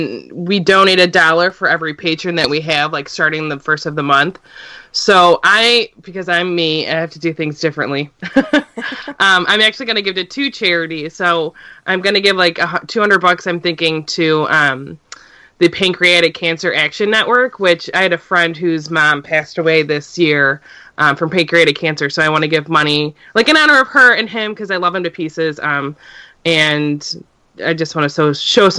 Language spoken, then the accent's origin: English; Cleveland, Ohio, United States; I'm from Cleveland, and about a 10-minute drive north, I hit a Great Lake. We are on Lake Erie, and it's something close to my heart, because I've grown up obviously being near Lake Erie